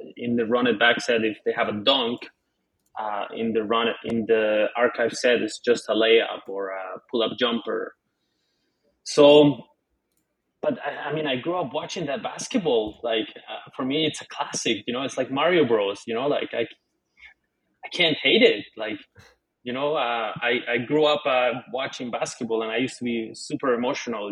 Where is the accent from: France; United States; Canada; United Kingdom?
Canada; I'm Canadian